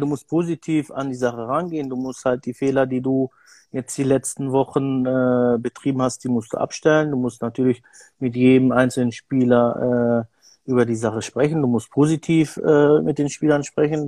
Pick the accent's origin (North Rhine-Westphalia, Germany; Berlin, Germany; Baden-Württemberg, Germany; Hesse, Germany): North Rhine-Westphalia, Germany; Bielefeld; ich komme ja aus Bielefeld